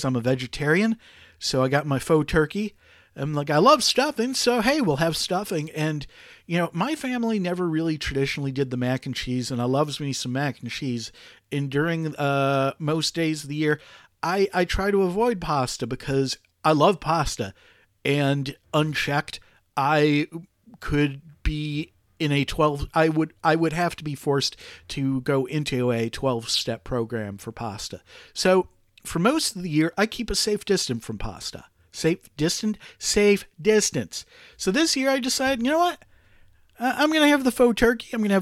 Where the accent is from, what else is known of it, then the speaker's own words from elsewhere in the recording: United States; like a lot of kids growing up in the United States